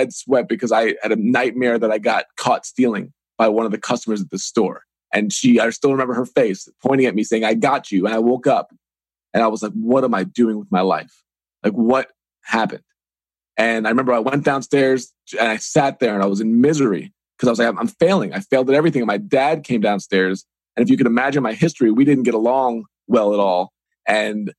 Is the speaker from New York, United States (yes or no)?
yes; Long Island, New York, United States; moved away as an adult; also born or lived in Evansville; now in Pittsburgh, United States; I grew up on Long Island, New York